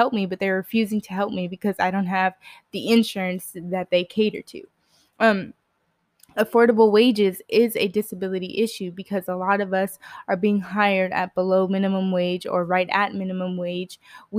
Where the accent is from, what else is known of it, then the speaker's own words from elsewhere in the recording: Texas, United States; But I grew up in Central Texas, so I actually grew up around one of the best orthopedic hospitals to be around if you do have an orthopedic issue, which is Scott and White Hospital.